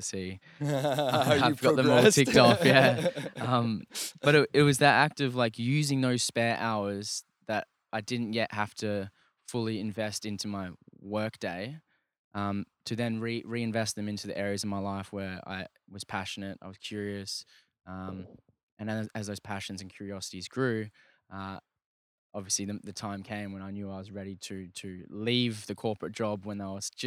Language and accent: English; Australia; I'm from Australia